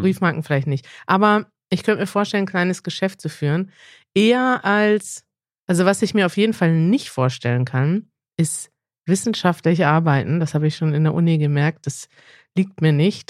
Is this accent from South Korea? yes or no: yes; South Korea; German is a second language; ich komme aus Südkorea